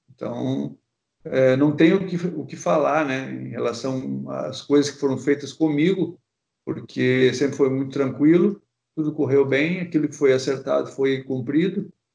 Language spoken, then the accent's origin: Portuguese; Porto Alegre, Rio Grande do Sul, Brazil; moved away as an adult; also born or lived in Rio de Janeiro; eu sou gaúcho, né? Para quem não sabe, sou de Porto Alegre. Então, eu, eu nasci no, no, bairro praticamente que os dois times né, tinham estádio.